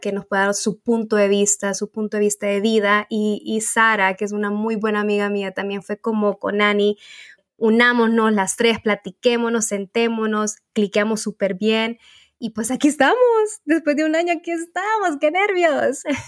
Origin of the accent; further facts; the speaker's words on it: Honduras; soy de Honduras